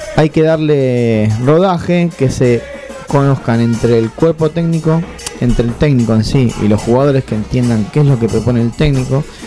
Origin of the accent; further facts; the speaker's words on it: Argentina; como argentino